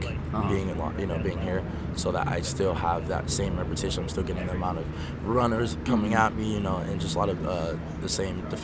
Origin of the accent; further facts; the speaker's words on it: United States; I grew up here in the States.